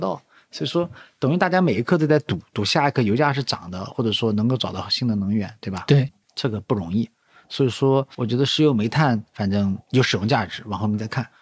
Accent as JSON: {"language": "Chinese", "town": "Nanjing", "region": "Jiangsu", "country": "China", "said": "我是个南京人嘛，然后大多数时候都生活在南京"}